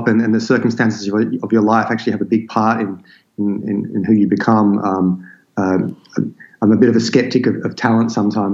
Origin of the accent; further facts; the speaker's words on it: Sydney, New South Wales, Australia; also born or lived in London, United Kingdom; the place that I grew up, which is this remote land just on the outskirts of Sydney